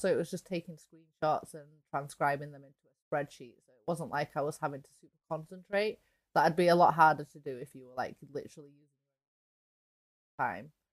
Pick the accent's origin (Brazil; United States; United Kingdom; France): United Kingdom; England; for me as an English person